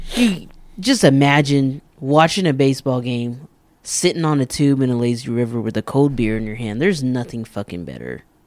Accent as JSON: {"language": "English", "town": "Amarillo", "region": "Texas", "country": "United States", "said": "I'm from Amarillo"}